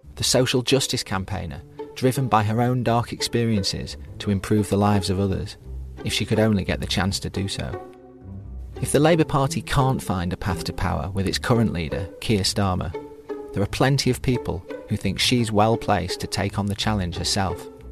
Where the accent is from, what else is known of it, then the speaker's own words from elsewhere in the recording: Stockport, North West England, United Kingdom; we grew up in Stockport at the same time, although, as you've always told me, I grew up in the posh end